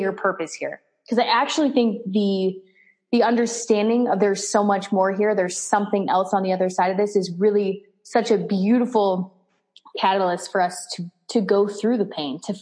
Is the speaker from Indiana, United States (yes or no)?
no; Las Vegas, Nevada, United States; I was born in Las Vegas, Nevada